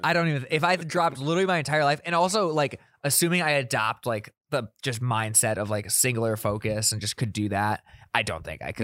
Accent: South Dakota, United States; moved away; I'm from South Dakota, I have a lot of S D S U people in my Snapchat and my Instagram still

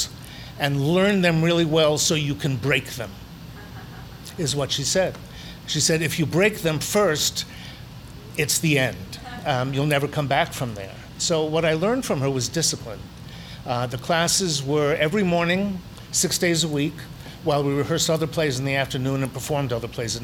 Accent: New York, United States; I grew up in Brooklyn, New York

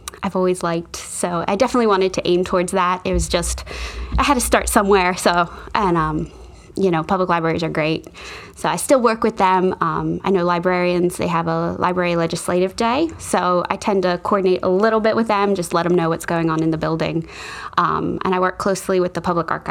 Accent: Newark, Delaware, United States; I'm from Delaware. I grew up in Newark. So I've been here my whole life

